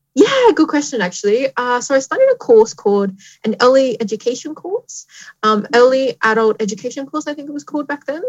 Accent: Tamworth, New South Wales, Australia; moved away as an adult; also born or lived in Newcastle, New South Wales; I grew up in Tamworth, New South Wales.

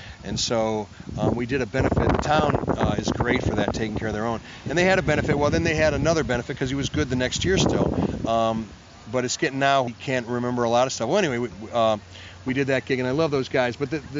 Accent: Cleveland, Ohio, United States; But I came from Cleveland, Ohio, you know, and I was trained in the flats, man.

